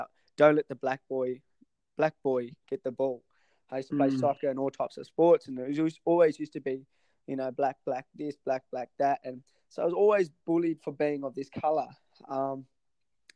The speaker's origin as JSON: {"language": "English", "region": "Tasmania", "country": "Australia", "tie": "born or raised there", "also_born_or_lived": "Sri Lanka", "moved": "as an adult", "lives_now": "Sydney, Australia", "said": "I moved to Tasmania in 1991, where I lived in Tassie for about 20 to I was 25"}